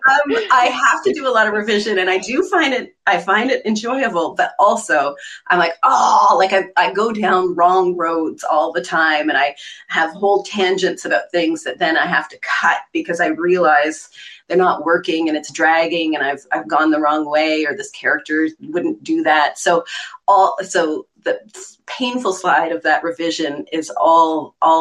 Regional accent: Eastern Townships of Quebec, Canada; moved away; I'm actually from the Eastern Townships of Quebec, which is where Louise Penny is from

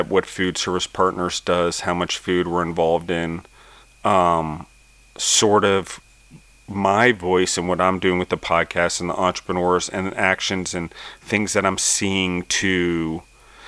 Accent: United States; as an American citizen

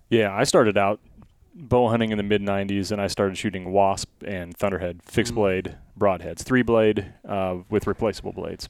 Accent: Blair, United States; growing up in Blair

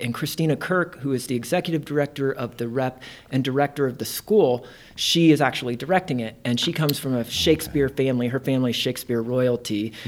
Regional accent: Indiana, United States; moved away as an adult; also born or lived in Ohio; now in Nebraska, United States; I'm originally from Indiana

